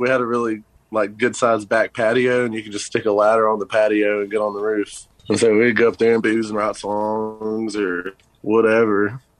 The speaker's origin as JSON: {"language": "English", "country": "France", "lives_now": "Lubbock, United States", "said": "Yeah, I'm from France. I was talking to this girl from Paris, like right before I moved to Lubbock, like that summer, same summer."}